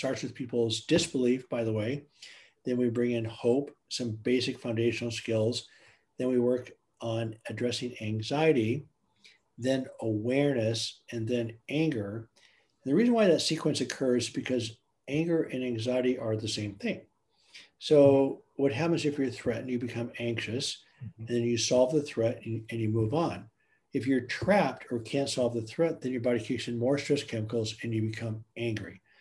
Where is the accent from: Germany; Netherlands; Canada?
Germany; moved away; I grew up in Germany.